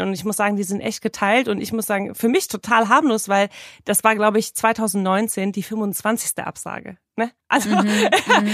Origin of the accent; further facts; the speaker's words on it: Marburg, Hesse, Germany; moved away as an adult; now in Hamburg, Germany; Ich bin in Hessen, in Marburg, geboren und aufgewachsen. Bin ganz, ganz schnell nach Hamburg gezogen, als ich mein Abi in der Tasche hatte